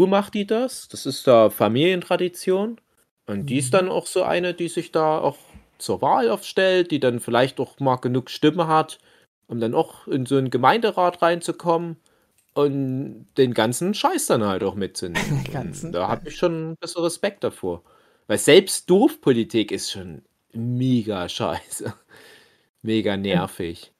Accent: East Germany, Germany; wir sind ja Ossi-Männer

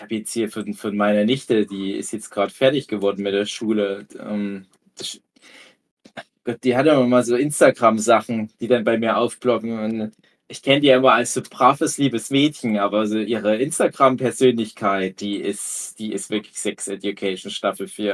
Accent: Erzgebirge, Saxony, Germany; meine Heimat des Erzgebirge

